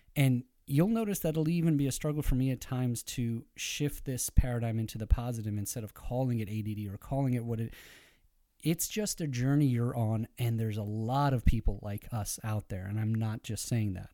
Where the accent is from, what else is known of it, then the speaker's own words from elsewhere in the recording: Iran; being Persian